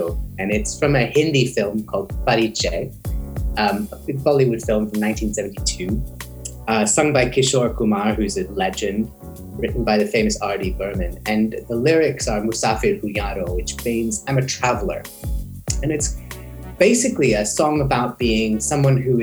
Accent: Silicon Valley, California, United States; moved away; also born or lived in Sioux Falls, South Dakota; So I grew up in California. My parents worked for the computer industry, so I grew up in the Silicon Valley

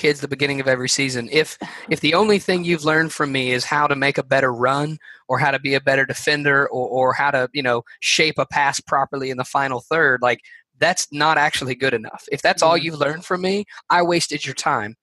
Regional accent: Alabama, United States; I'm a nobody from Alabama

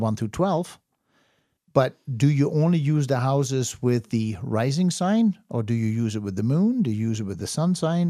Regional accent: Netherlands; I was born in the Netherlands

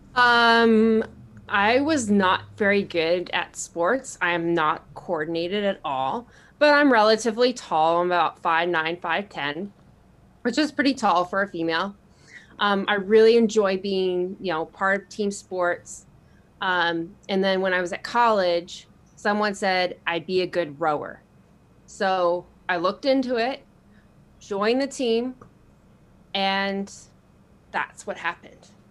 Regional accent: San Diego, California, United States; A lot of military growing up in San Diego

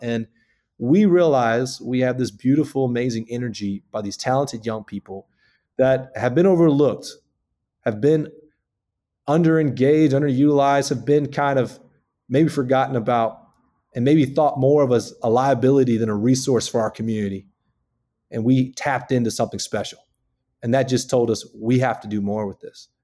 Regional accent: Houma, Louisiana, United States; moved away as an adult; also born or lived in Lafayette, Louisiana; now in Baton Rouge, United States; I'm from Houma, Louisiana

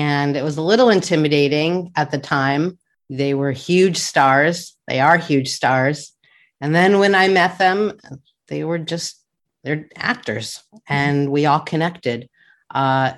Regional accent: Denver, Colorado, United States; now in California, United States; I grew up in Denver in the suburbs

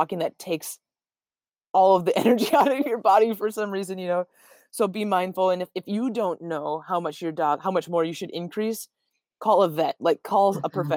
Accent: northern Minnesota, United States; I grew up in the snow. I'm born and raised in Minnesota, especially northern Minnesota

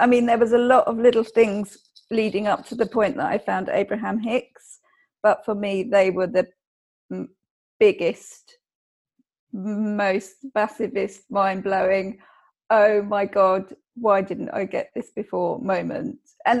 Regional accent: England, United Kingdom; being English in being, and I think, fairly small-minded because it's an island.

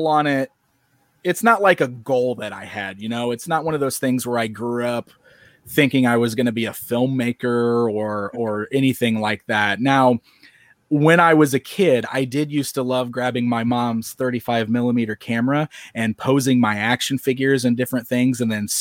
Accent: Springfield, Illinois, United States; Springfield, Illinois, where I'm still hanging around today

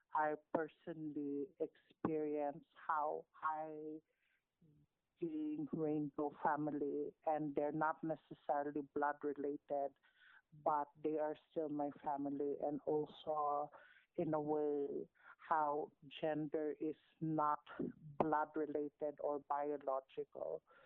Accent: Manila, Metro Manila, Philippines; now in Auckland, New Zealand; I'm a Filipina Muslim transgender woman from Manila

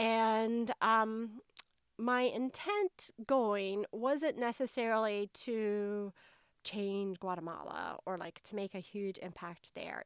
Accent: North Carolina, United States; accent: Southern; as you may be able to tell from my accent, I'm a Southerner. Um, I grew up in a small town in North Carolina

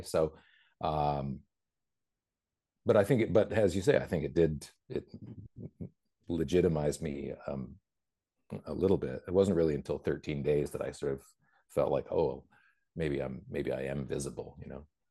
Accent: Vancouver, British Columbia, Canada; also born or lived in New Jersey / Bethesda / Princeton; Vancouver, which is my hometown

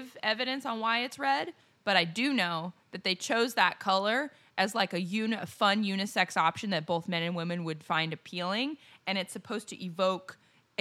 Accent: United States; I love being American

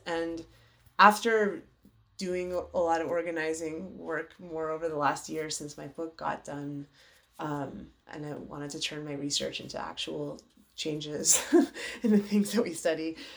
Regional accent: United States; also born or lived in Iran (parents' origin); my parents are from Iran. They came over here after the revolution

